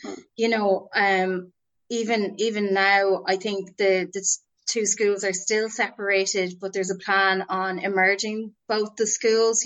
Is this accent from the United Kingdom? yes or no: no; Boyle, Connacht, Ireland; also born or lived in Dublin; I was born in Dublin, but I was reared in Roscommon in a town called Boyle.